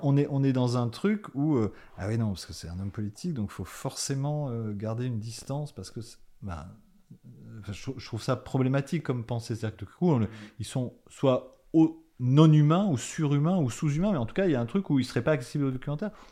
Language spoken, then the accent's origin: French; Paris, Île-de-France, France; je venais de Paris